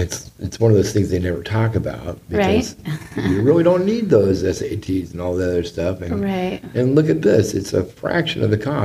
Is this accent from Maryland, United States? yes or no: no; Southern California, United States; also born or lived in Newport Beach, California; Because I grew up in Southern California